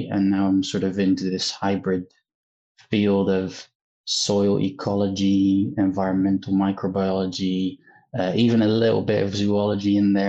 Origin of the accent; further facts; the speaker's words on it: Netherlands; moved away as an adult; now in Manchester, United Kingdom; I'm originally from the Netherlands